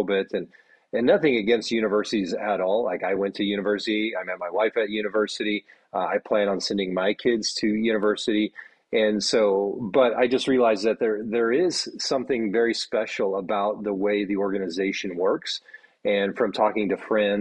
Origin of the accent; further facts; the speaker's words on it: Midwest, United States; moved away as an adult; also born or lived in Saskatoon, Canada / Michigan; now in Atlanta, United States; Growing up in the Midwest myself